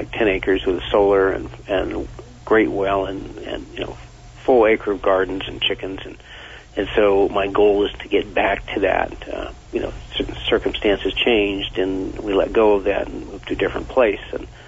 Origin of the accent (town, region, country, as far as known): Vermont, United States; born or raised there